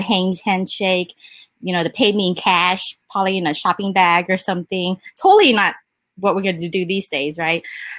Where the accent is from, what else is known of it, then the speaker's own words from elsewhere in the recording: Austin, Texas, United States; I'm from Austin, Texas